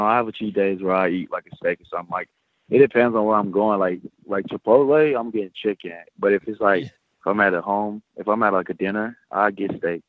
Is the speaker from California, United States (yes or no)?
yes; Bakersfield, California, United States